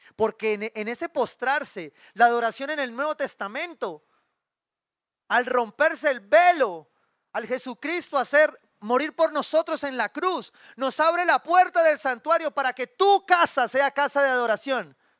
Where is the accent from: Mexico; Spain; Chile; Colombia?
Colombia; Cali, Valle del Cauca; Como caleño